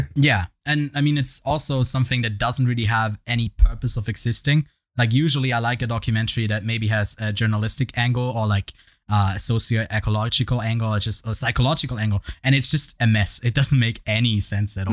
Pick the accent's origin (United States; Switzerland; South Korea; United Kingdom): Switzerland; I'm from Switzerland